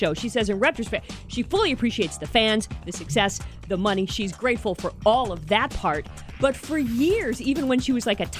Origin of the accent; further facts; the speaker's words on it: Toledo, Ohio, United States; I was born and raised in Toledo, Ohio.